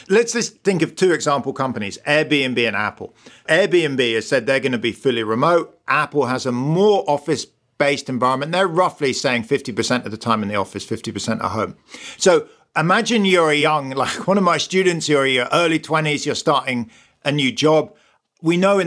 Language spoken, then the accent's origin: English; United Kingdom; as a Brit